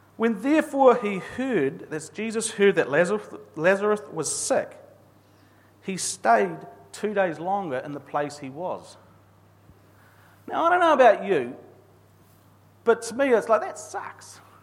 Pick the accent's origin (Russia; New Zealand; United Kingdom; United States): New Zealand; I'm a Kiwi male